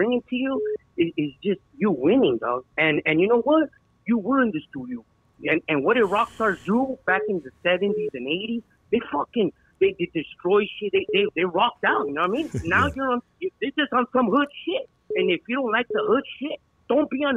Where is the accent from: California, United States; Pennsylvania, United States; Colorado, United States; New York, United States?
California, United States; Orange County; We're from Orange County.